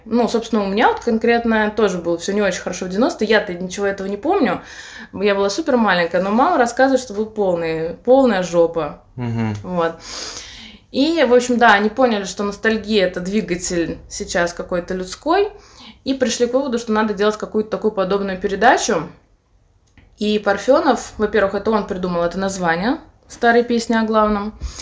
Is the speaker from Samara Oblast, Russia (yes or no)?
yes; Samara, Samara Oblast, Russia; moved away; Это город Самарской области, откуда я родом, но я из Самары